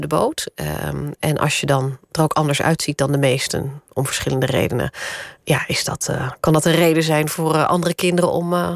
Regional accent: Randstad, Netherlands; also born or lived in Groningen; Het was overigens niet in Groningen hoor, daar ben ik al geboren, maar dat, daar heb ik maar een paar jaar gewoond. Dus dat was eh, later in het leven in, het, in de Randstad.

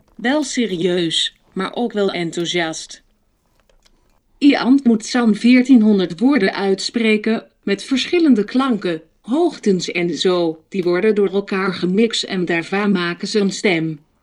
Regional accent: North Brabant, Netherlands; Ik kom uit Brabant.

